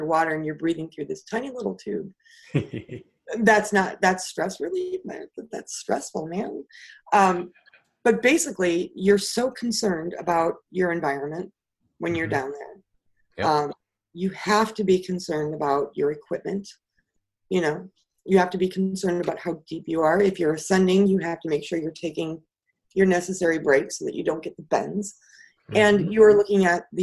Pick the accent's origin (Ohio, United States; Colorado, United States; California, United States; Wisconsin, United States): Wisconsin, United States; also born or lived in Houston, Texas; I'm originally from Houston. But then we moved to Wisconsin